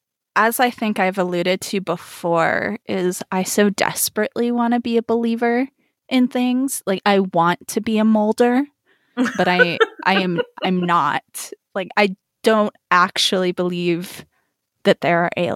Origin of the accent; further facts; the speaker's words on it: Las Vegas, Nevada, United States; moved away; also born or lived in New Mexico / Japan; I grew up in Las Vegas, Nevada, so not too far from Area 51